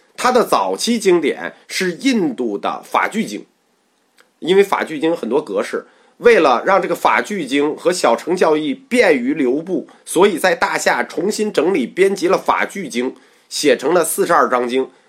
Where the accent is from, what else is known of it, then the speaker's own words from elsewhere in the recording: China; 我们中国人还是比较这个为尊者会的